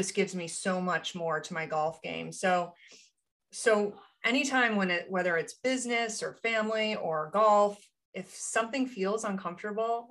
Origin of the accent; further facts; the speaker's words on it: Rochester, New York, United States; I grew up in Rochester, New York